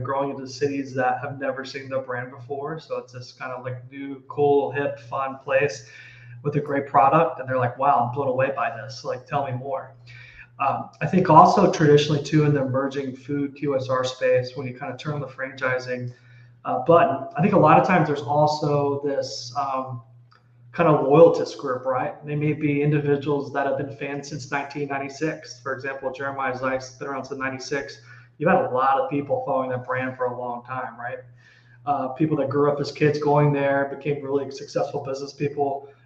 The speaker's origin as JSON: {"language": "English", "town": "Dallas", "region": "Texas", "country": "United States", "said": "So I am from Texas. I am from Dallas."}